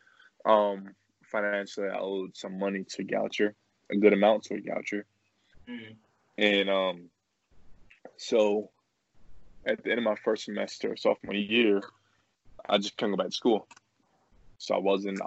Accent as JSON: {"language": "English", "town": "Glen Burnie", "region": "Maryland", "country": "United States", "tie": "born or raised there", "said": "I played for Old Mill High School. We're both from Glen Burnie"}